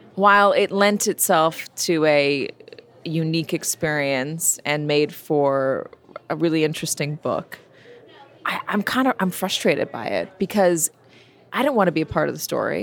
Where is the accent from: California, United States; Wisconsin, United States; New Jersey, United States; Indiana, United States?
California, United States; Los Angeles; moved away; also born or lived in New York / London; I grew up in Los Angeles. I lived in New York. I lived in London